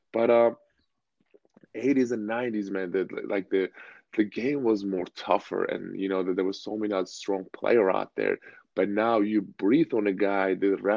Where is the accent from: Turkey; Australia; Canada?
Turkey; moved away; I grew up in Turkey